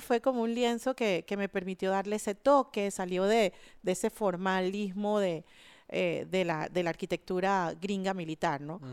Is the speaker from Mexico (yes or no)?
no; Panama City, Panama; yo crecí en Altos del Chase, que era el límite de la ciudad de Panamá con la zona del canal.